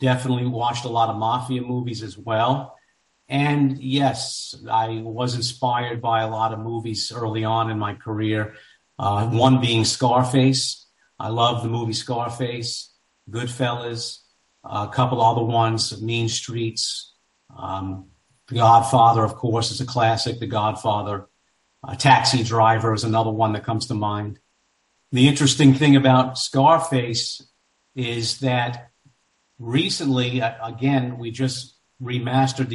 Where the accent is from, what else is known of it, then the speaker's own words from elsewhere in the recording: New York City, New York, United States; I grew up in New York. I grew up in Queens, New York, kind of a rough area.